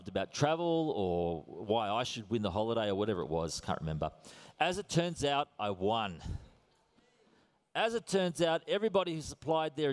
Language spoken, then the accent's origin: English; Australia; accent: Australian; I am Australian to the core